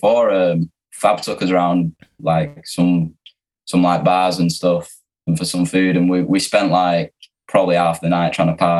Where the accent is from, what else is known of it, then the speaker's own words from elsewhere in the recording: Manchester, North West England, United Kingdom; we're from Manchester.